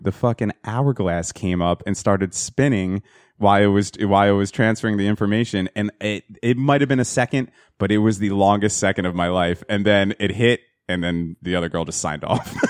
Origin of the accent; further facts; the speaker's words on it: Hazlet, New Jersey, United States; it was a place in Hazlet, New Jersey where we grew up